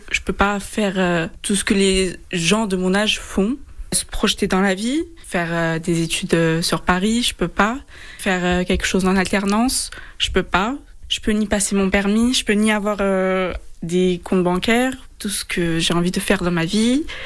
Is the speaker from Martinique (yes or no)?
no; Kosovo; now in France; Je suis rome du Kosovo et le Kosovo ne m'accepte pas en tant que rome. On est beaucoup discriminé là-bas.